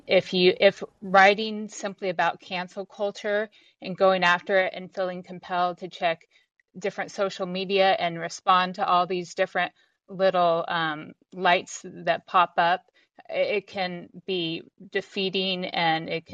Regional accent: United States; also born or lived in Texas / New Mexico; now in Washington State, United States; I live in Washington State now, but I grew up in Texas and New Mexico

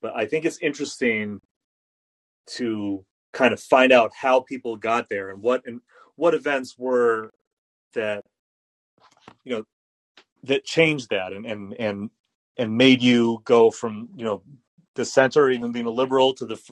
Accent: United States; I also remember going overseas during the Bush years and being embarrassed about being American

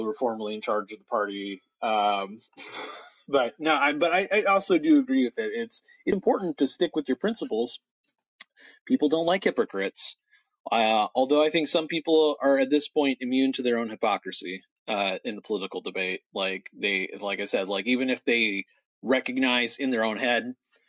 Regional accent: Portland, Oregon, United States; Portland's my hometown, if anyone didn't know. And I used to like on the weekends play in like all the fountains in downtown Portland

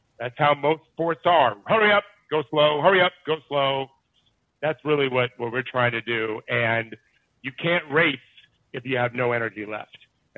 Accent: Detroit, Michigan, United States; I'm from Detroit.

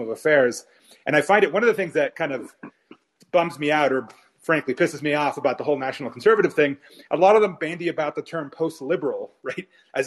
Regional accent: United States; I'm American Hispanic

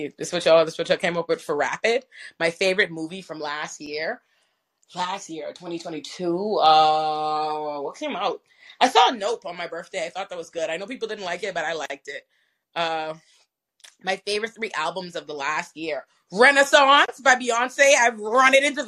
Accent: Nassau, New Providence, Bahamas; I'm from Nassau, the Bahamas.

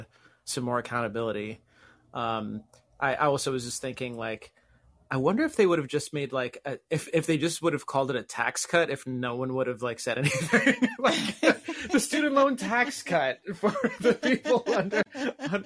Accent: Puerto Rico; now in Massachusetts, United States; I grew up in Puerto Rico

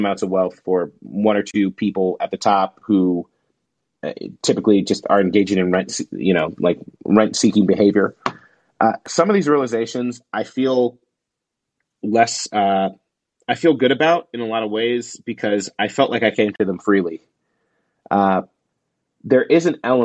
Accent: Southern Illinois, United States; I grew up with in Southern Illinois

